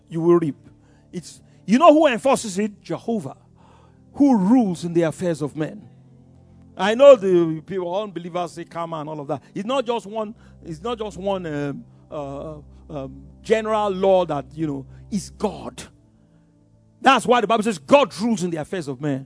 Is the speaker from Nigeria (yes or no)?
yes; Yorubaland, Nigeria; I grew up in Yoruba land. We are wonderful people